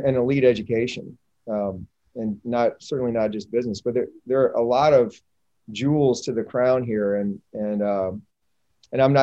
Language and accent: English; North Carolina, United States; moved away as an adult; now in Knoxville, United States; I grew up in North Carolina, went to Duke